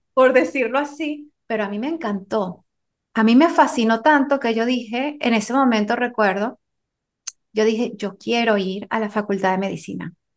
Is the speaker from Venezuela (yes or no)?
yes; Venezuela; moved away as an adult; also born or lived in France; yo me encontraba viviendo en Venezuela, que es donde, donde yo nací